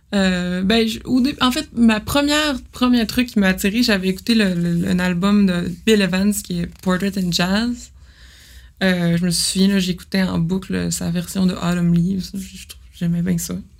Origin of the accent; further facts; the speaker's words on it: Jonquière, Quebec, Canada; moved away; also born or lived in Montreal; moi, je viens de Jonquière